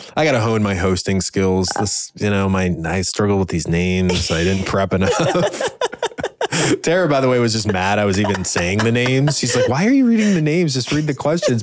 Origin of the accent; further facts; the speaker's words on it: Cleveland, Ohio, United States; we're from the Cleveland area.